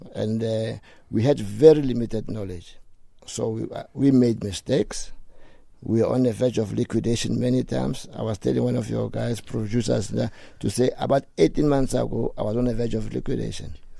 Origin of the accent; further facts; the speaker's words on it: Johannesburg, Gauteng, South Africa; I grew up in Dobsonville